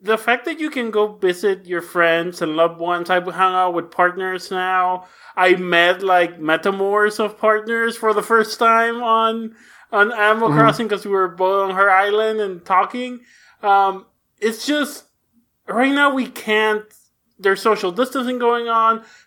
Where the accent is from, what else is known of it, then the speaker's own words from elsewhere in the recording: Mexico; English is a second language; I grew up in Mexico and learned English from watching TV